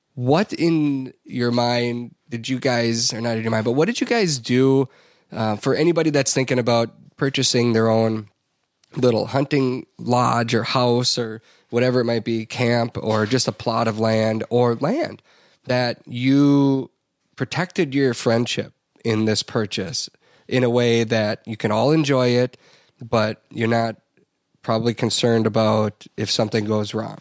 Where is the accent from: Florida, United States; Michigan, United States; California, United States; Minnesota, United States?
Minnesota, United States; heading back to Minnesota.